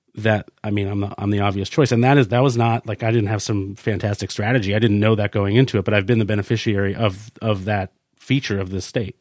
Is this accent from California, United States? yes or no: no; Sugar Hill, New Hampshire, United States; also born or lived in Concord, New Hampshire; I was born in Concord, New Hampshire. I lived in a little town called Sugar Hill, which I think to this day has about eight hundred people in it